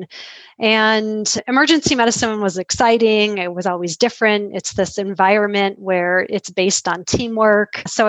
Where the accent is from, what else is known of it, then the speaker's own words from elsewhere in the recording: Metro Detroit area, Michigan, United States; now in Grand Rapids, United States; I grew up outside of Metro Detroit area.